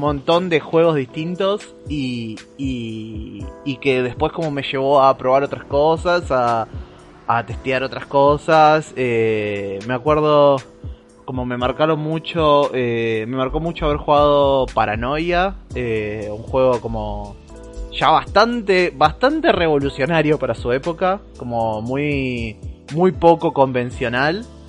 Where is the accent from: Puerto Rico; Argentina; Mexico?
Argentina; Santa Fe; moved away; soy de un pueblo muy chiquitito en la provincia de Santa Fe